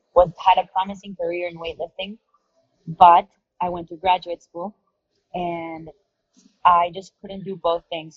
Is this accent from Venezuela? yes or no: yes; Caracas, Capital District, Venezuela; moved away as an adult; also born or lived in San Diego / Miami; I was born and raised in Caracas, Venezuela. I lived there until I was about 18 years old.